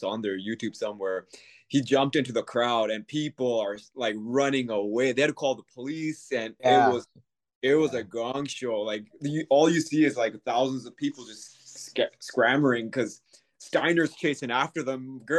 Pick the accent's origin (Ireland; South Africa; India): India; we wanted to be heels, not because we're from India, but heels because we're moving from India